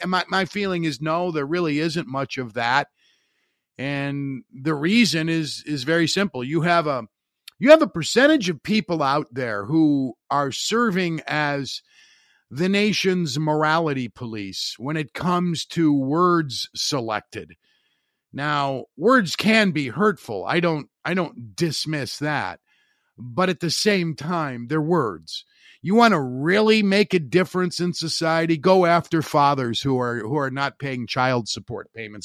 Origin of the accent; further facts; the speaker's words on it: Highland, Indiana, United States; my hometown of Highland, Indiana